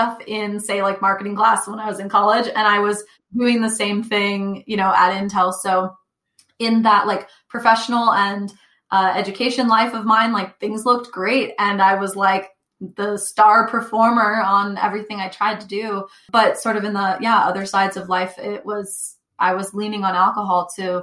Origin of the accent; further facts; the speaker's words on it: Northern California, United States; also born or lived in Texas; I was raised in Northern California.